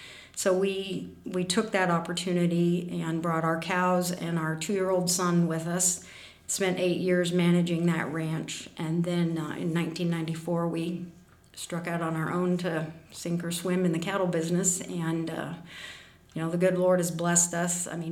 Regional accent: Kansas, United States; born there; I was born in Marshall County.

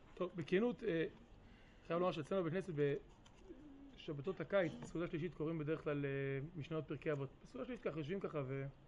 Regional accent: Ma'alot-Tarshiha, Northern District, Israel; also born or lived in New York, United States; now in Kfar Vradim, Israel; ההורים שלי הגיעו לפה למעלות בשנת תשמ"ב.

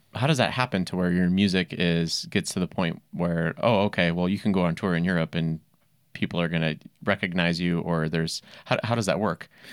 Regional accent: Yankton, South Dakota, United States; I grew up in Yankton, South Dakota

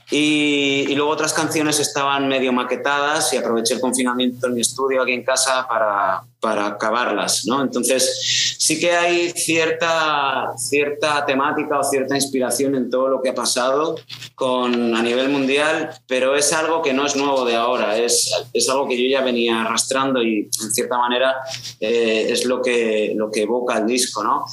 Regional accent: Castellón de la Plana, Valencian Community, Spain; moved away; also born or lived in Aragon; yo nací en Castellón, pero vamos, he dado más vueltas por el mundo que, una peón

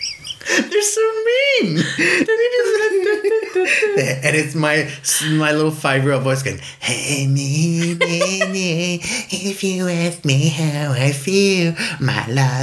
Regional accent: Iceland; No, I grew up in Gardaway. We owned the radio station.

